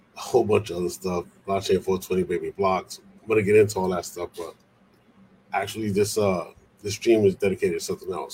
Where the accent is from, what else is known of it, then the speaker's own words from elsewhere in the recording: New York City, New York, United States; also born or lived in Puerto Rico; I'm originally from the Bronx